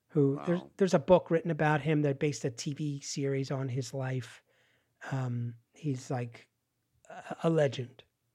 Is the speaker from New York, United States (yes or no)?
no; Pennsylvania, United States; They shut the steel mill. in the town where I grew up in Pennsylvania, on the edge of like rural Pennsylvania and suburbia.